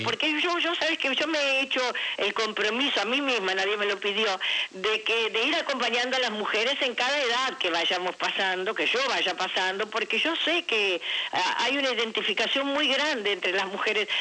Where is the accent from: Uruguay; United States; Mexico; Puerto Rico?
Uruguay; now in Argentina; yo soy uruguaya, tengo mi familia de origen allá